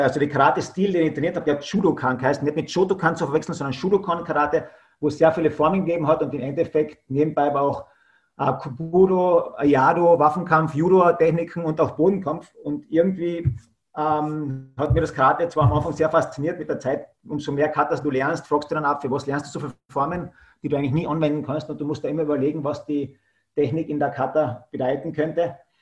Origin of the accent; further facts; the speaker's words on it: Klagenfurt, Carinthia, Austria; ich komme aus äh, Österreich, genauer gesagt aus Kärnten-Klagenfurt äh, in Klagenfurt habe ich meine Kampfsportschule